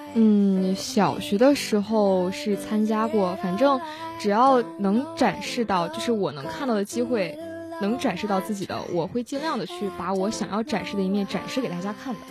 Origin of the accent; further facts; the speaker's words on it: Tumen, Jilin, China; accent: Northeastern; now in Shandong, China; 我就是东北人，来自吉林省延边朝鲜族自治州土门市